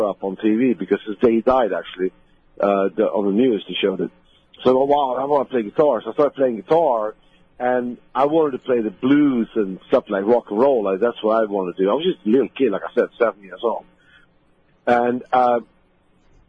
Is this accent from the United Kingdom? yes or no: no; Sweden; moved away as an adult; now in United States; where I grew up in Sweden